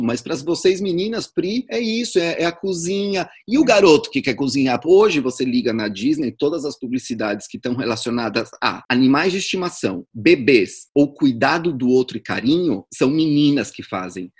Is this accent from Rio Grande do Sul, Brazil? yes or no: no; São Paulo, Brazil; eu sou de São Paulo, nascido em São Paulo